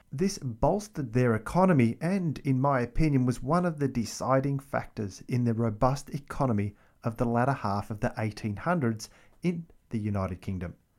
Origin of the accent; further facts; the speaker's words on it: Melbourne, Victoria, Australia; the capital city of Melbourne, my hometown